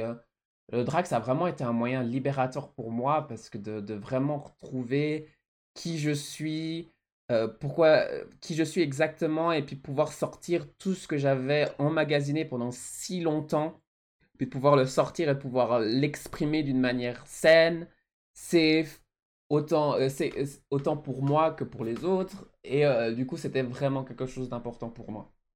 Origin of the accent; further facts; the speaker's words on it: Switzerland; also born or lived in Mauritius; de mon pays euh, d'origine, les fleurs de la Suisse, mon pays natal, mon, mon, pays où je vis